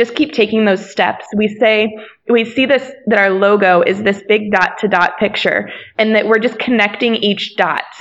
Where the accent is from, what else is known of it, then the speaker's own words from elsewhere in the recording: Akron, Ohio, United States; we're from Akron, Ohio